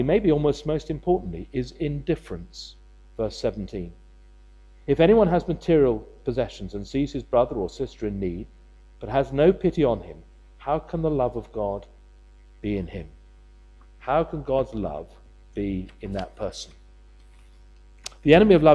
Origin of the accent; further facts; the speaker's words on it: United Kingdom; we're British